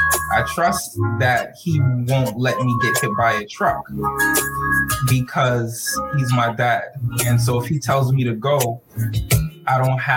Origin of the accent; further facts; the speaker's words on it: New York City, New York, United States; also born or lived in Brooklyn, New York / Florida; we grew up in Rosedale again. I was born in Crown Heights. Yep. And you know, I grew up in Rosedale, Queens. And it's the corner of New York City.